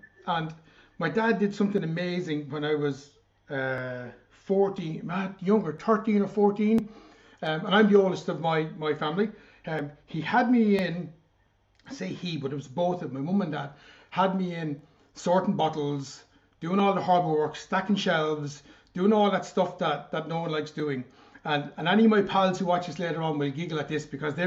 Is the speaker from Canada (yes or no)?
no; Rosslare, Leinster, Ireland; moved away; also born or lived in Enniscorthy / Carlow; I was born in Wexford, born in Rosslare.